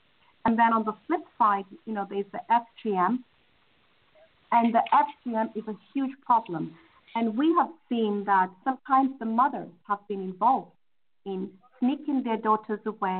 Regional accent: Kenya; moved away; I'm originally from Kenya

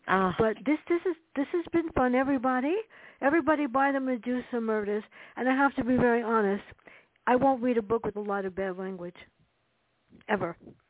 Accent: New York City, New York, United States; True stories growing up in the South Bronx.

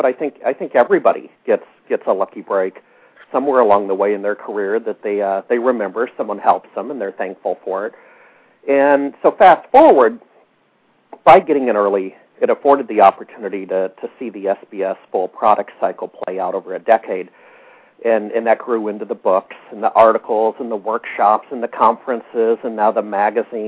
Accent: Alaska, United States; moved away as an adult; now in Seattle, United States; I grew up in Alaska

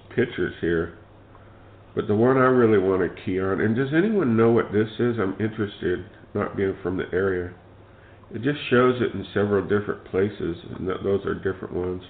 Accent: California, United States; I was born and raised here in California

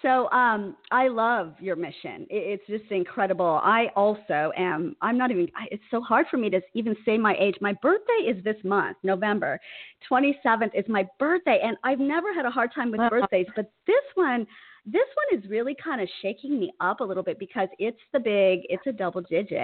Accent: Huntington Beach, California, United States; We are from Huntington Beach

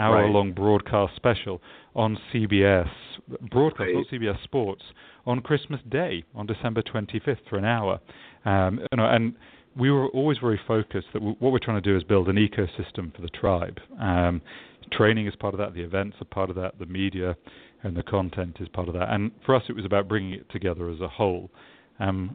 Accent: England, United Kingdom; also born or lived in London, England; I'm English, so I always get this feedback when I'm in the States that I don't sound energetic or positive enough.

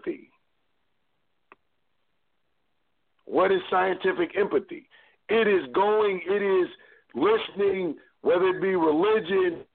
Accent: Cleveland, Ohio, United States; I'm from Cleveland

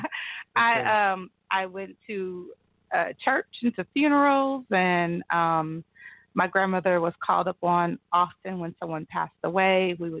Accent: McAlester, Oklahoma, United States; I am from McAlester, Oklahoma.

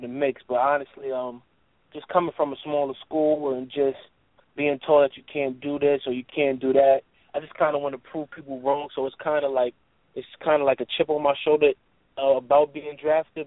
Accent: New York, United States; I'm from New York

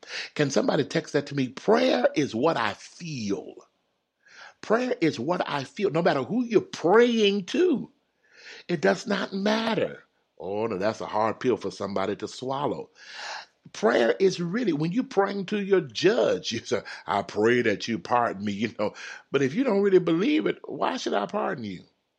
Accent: Texas, United States; now in California, United States; when I moved to California, I'm from Texas. When I moved to California, y'all, I saw so many donut shops, it's unreal.

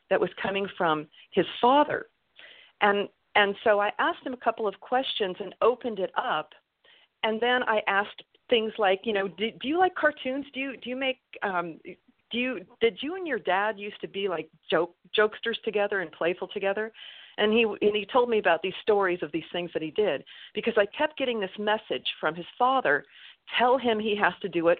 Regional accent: California, United States; moved away; also born or lived in Utah; I've been here in California again, because I grew up here in California.

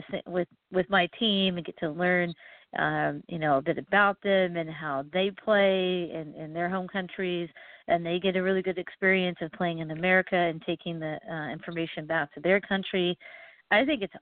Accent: Oregon, United States; I'm from Oregon, and Nike and Adidas is in my backyard

